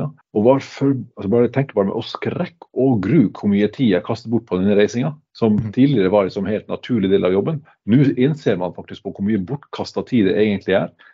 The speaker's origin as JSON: {"language": "Norwegian", "region": "Northern Norway", "country": "Norway", "moved": "yes", "said": "som nordlending"}